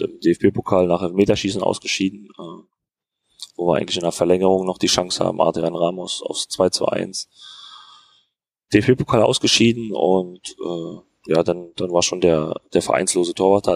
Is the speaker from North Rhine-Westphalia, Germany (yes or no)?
no; Berlin, Germany; moved away as an adult; now in Fürth, Germany; weil ich bin jetzt auch nicht direkt am Ku, äh, am Kudamm aufgewachsen oder in Charlottenburg, wo, wo jetzt jeden Tag Halligalli ist, äh, sondern in Hohenschönhausen